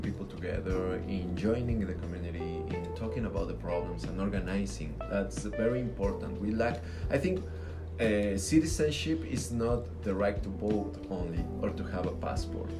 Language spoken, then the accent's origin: English; Mexico; I'm from Mexico, but we all in Latin America we share some features